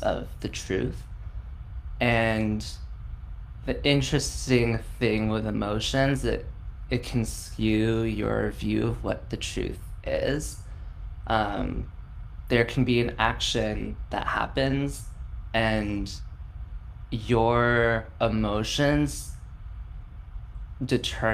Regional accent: San Francisco, California, United States; I was born and raised in San Francisco

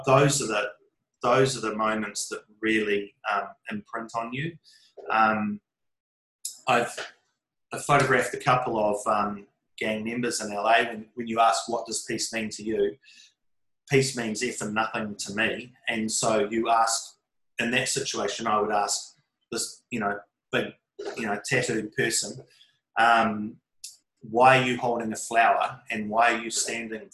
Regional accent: New Zealand; part of being a Kiwi, part of being a New Zealander

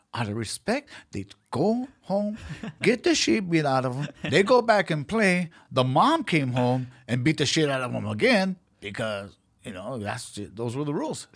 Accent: Los Angeles, California, United States; I was born and raised in South Central Los Angeles

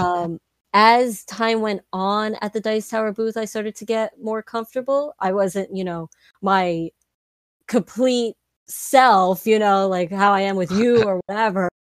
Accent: New York City, New York, United States; we're from New York

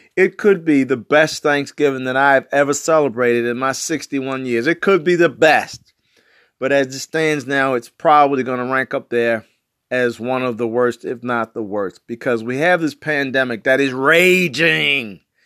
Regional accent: Baltimore, Maryland, United States; I'm from West Baltimore

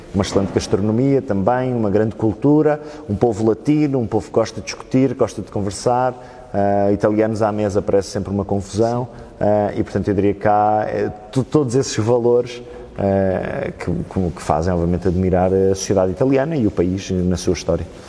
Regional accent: Oeiras, Lisbon, Portugal; first language Portuguese; also born or lived in Italy; eu nasci cá, nasci em Oeiras em 1992

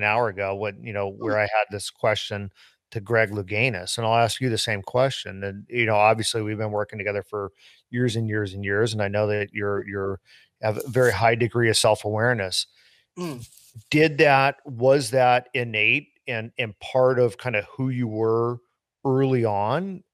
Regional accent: United States; as an American, I never graduated college

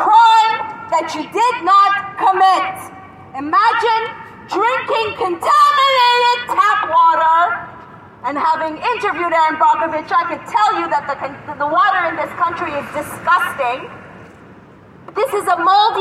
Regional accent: Canada; moved away; as a Canadian

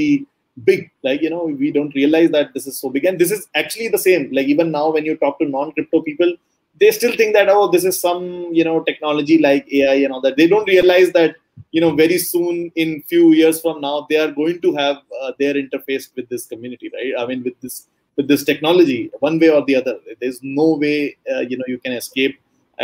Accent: Delhi, India; I am currently in India, in Delhi, basically at my hometown

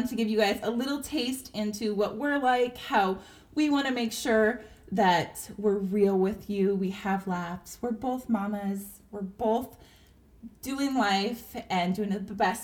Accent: San Diego, California, United States; now in Texas, United States; I'm born and raised in Southern California, in San Diego

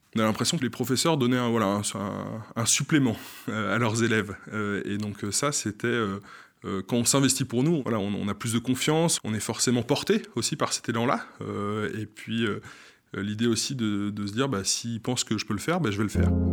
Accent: Saint-Malo-du-Bois, Pays de la Loire, France; Je suis originaire de Saint-Malo-du-Bois en Vendée, donc à quelques kilomètres de Saint-Gabriel

